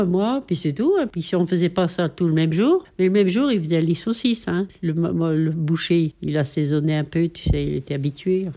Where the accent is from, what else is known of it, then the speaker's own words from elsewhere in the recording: Notre-Dame-de-Bellecombe, Auvergne-Rhône-Alpes, France; je suis née à Notre-Dame de Bellecombe le 20 novembre 1938.